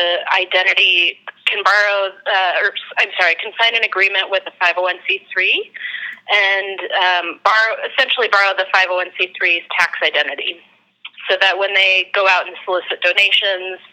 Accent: Denver, Colorado, United States; moved away; also born or lived in San Francisco; I'm from Denver, Colorado.

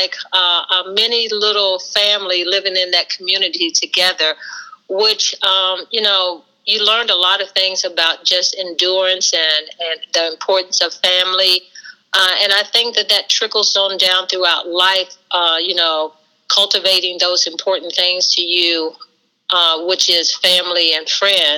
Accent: West Virginia, United States; growing up in West Virginia, it was almost like we had our own mini little band and sports team.

